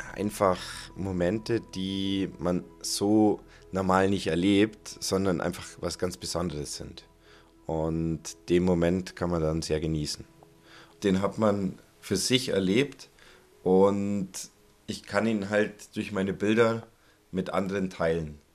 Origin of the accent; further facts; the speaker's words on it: Allgäu, Bavaria, Germany; in meiner Heimat im Allgäu